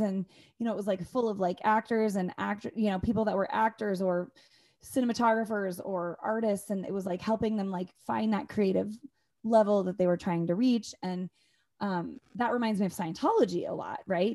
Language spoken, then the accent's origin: English; Northern Idaho, United States; I come from Northern Idaho